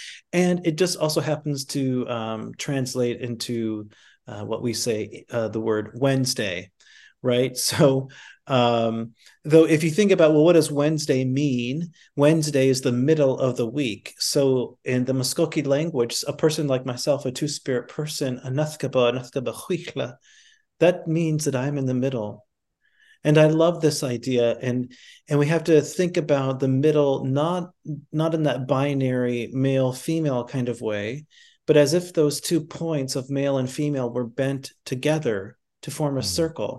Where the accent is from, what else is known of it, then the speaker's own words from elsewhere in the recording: North Dakota, United States; now in New York City, United States; I grew up in North Dakota, but then I moved to New York, and then I met another Native person